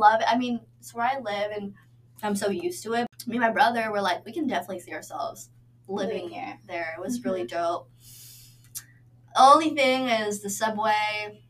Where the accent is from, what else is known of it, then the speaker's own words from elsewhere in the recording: New York, United States; moved away; I'm from Flushing, Queens, New York.